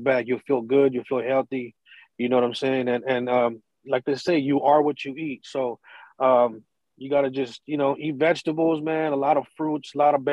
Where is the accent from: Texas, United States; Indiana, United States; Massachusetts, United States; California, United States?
California, United States; San Diego; I was born and raised in Little Italy, you know what I'm saying, in the neighborhood where it was the lower income Mexicans and Italians